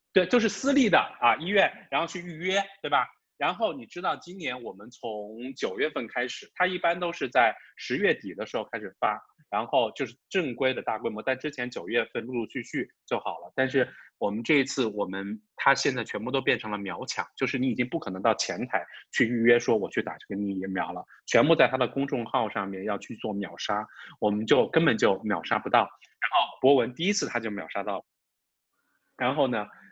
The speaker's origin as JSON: {"language": "Chinese", "town": "Wuhan", "region": "Hubei", "country": "China", "tie": "born or raised there", "moved": "as an adult", "lives_now": "Beijing, China", "said": "你你你你的家乡是哪？我说武汉，the epicenter of the COVID-19 crisis。"}